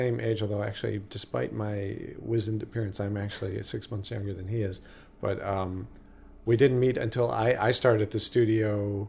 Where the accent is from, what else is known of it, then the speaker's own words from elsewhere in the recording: Chicago, Illinois, United States; now in California, United States; I am from …. Chicago, yes. I am. I was born, big Irish Catholic family back in Chicago. Most of them are still back there, and I grew up there, and I didn't actually come out to California until I came to school here at CalArts.